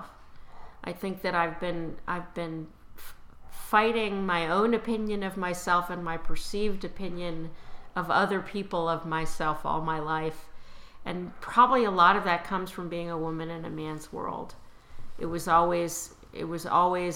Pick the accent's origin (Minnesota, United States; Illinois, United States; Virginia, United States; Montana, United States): Illinois, United States; Chicago; moved away; also born or lived in Washington, D.C. area / New York; when I was growing up in Chicago, I lived near the Art Institute